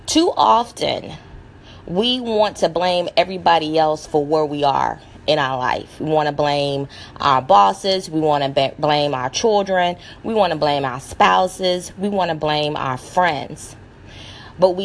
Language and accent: English; the South, United States; I'm from the South, and being from the South, you know, we have that comeback power